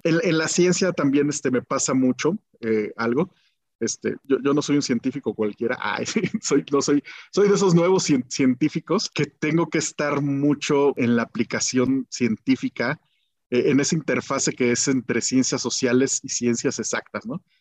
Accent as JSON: {"language": "Spanish", "region": "Guanajuato", "country": "Mexico", "tie": "born or raised there", "also_born_or_lived": "Mexico City", "moved": "as an adult", "said": "nací en Guanajuato, de, de, papás contadores, comerciantes"}